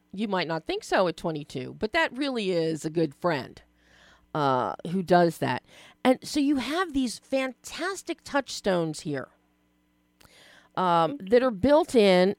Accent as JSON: {"language": "English", "town": "Philadelphia", "region": "Pennsylvania", "country": "United States", "said": "I'm from Philly"}